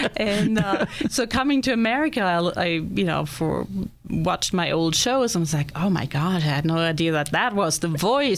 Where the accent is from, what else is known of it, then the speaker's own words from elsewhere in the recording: Black Forest, Baden-Württemberg, Germany; English is a second language; moved away as an adult; also born or lived in Virginia, United States; now in Erie, United States; My homeland is Germany. Okay. I grew up in the South, the Black Forest, lived in several places, and always loved America.